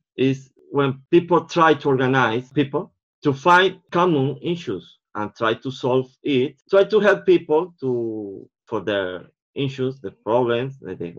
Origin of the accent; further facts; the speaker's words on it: Venezuela; English is a second language; now in London, United Kingdom; I'm from Venezuela. My nationality is Portuguese. I was living here in this country, in London, sadly, for around 2 years.